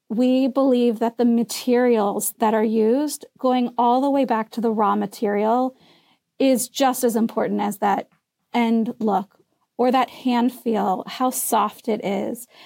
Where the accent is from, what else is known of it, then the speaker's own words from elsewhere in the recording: Midwest, United States; now in Chatham, New Jersey, United States; I'm from the Midwest originally